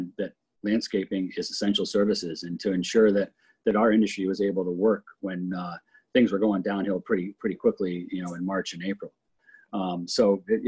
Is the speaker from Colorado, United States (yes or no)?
yes; Telluride, Colorado, United States; I grew up in Telluride for quite a few years